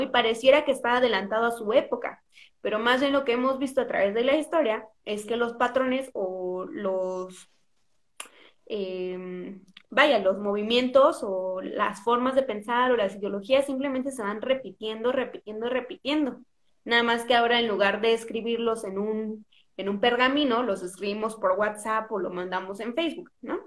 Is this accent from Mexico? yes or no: yes; Mexico; soy más mexicana que los tacos de canasta